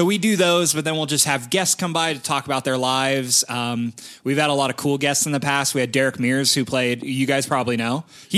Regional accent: Bakersfield, California, United States; He's from my hometown of Bakersfield as well.

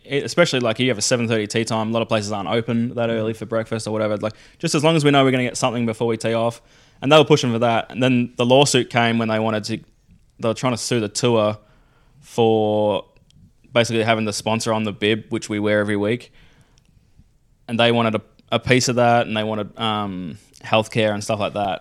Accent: Melbourne, Victoria, Australia; we're growing up on Melbourne

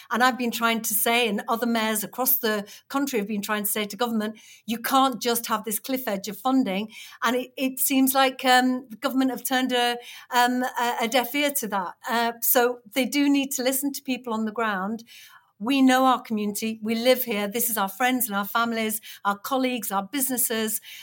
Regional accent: Batley, Yorkshire and the Humber, United Kingdom; it's my hometown. She was standing in my hometown

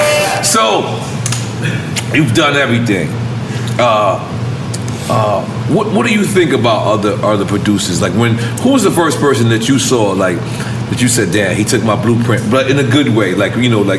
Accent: New York City, New York, United States; also born or lived in Corona, Queens; I'm proud that I'm from Queens.

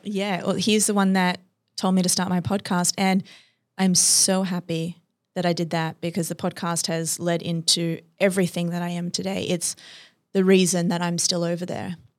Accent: Australia; moved away

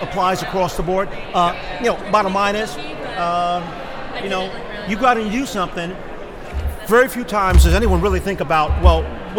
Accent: New York, United States; first language English; I'm a New Yorker. I'm a Puerto Rican, but I was born here, so it's English first.

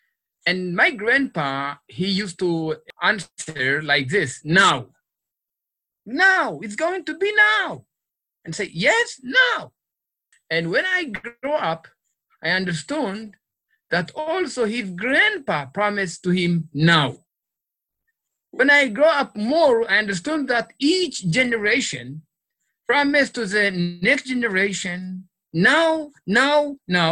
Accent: Tigray, Ethiopia; now in Israel; I was born in a little village. This is in a Tigray area.

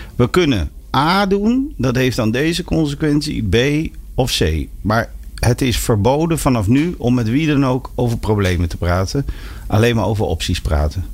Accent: near Arnhem, Gelderland, Netherlands; ik kom uit de buurt van Arnhem

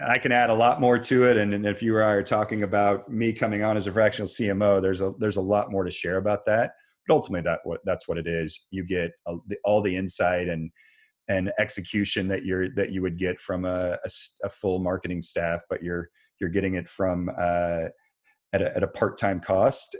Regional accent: Kansas, United States; now in Raleigh, United States; I grew up in Kansas

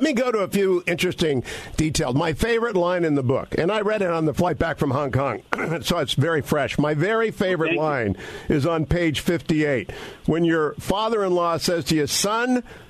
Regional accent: Warren, Ohio, United States; I grew up in Warren, Ohio. I'm a couple of years younger than you.

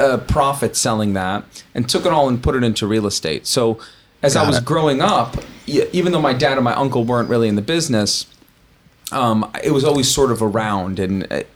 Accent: Los Angeles, California, United States; I think I'm fourth generation from Los Angeles. You'll edit this out, but from for a Jew in L.A., that's like we came over on the Mayflower, basically.

